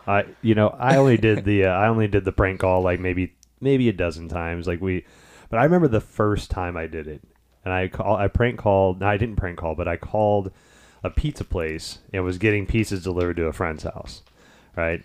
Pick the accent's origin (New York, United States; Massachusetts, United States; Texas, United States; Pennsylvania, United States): Texas, United States; Houston; moved away as an adult; also born or lived in Detroit; I grew up in the Houston area for the next twenty years